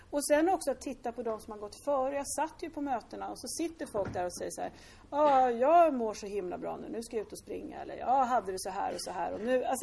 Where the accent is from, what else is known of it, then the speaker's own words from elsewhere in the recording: Lidingö, Stockholm County, Sweden; Mina föräldrar var superrigida borgare, jag är uppväxt på Lidingö.